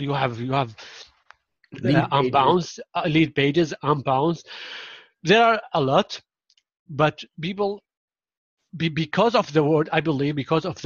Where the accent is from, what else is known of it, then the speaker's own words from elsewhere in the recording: Syria; first language Arabic; English is a second language; now in Turkey; Yes, I'm from Syria. I'm originally from Syria